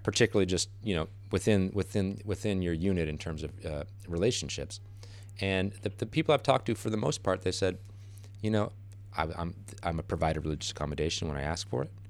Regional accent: United States; as an American

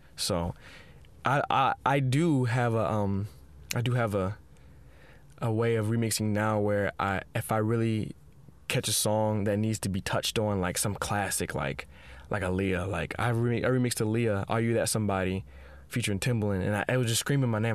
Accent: Seattle, Washington, United States; I grew up in Seattle

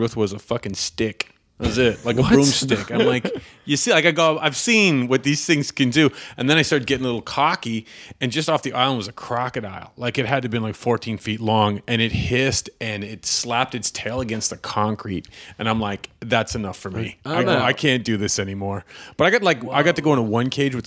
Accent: Canada; moved away; also born or lived in Florida; growing up in Canada

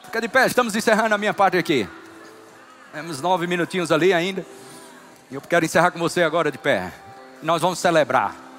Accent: Northeast Region, Brazil; Como bom nordestino

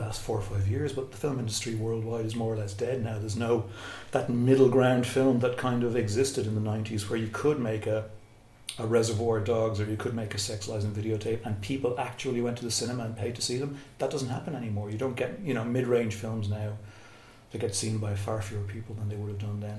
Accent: Cashel, Munster, Ireland; I grew up in Cashel, Tipperary

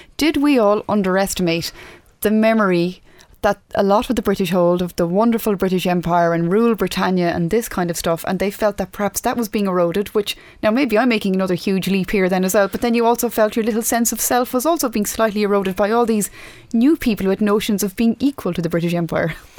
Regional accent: Ireland; as Irish people

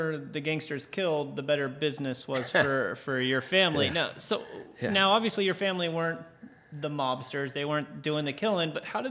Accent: Orange County, California, United States; I mean, I'm one of the few people that I could say I'm from Orange County. I'm from California.

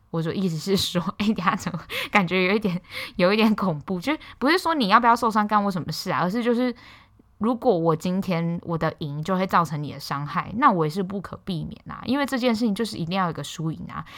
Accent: Hualien, Hualien County, Taiwan; “啊，你哪里人？”我说：“花莲人啊。”

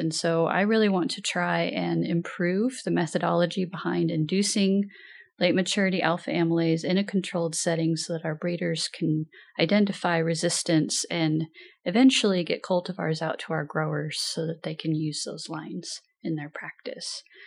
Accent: Pendleton, Oregon, United States; also born or lived in Washington; I'm originally from Pendleton, Oregon

